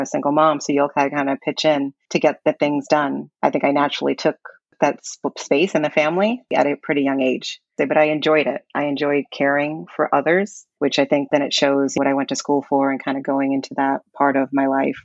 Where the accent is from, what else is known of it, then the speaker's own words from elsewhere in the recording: New York City, New York, United States; I'm from Brooklyn, New York, born in 1974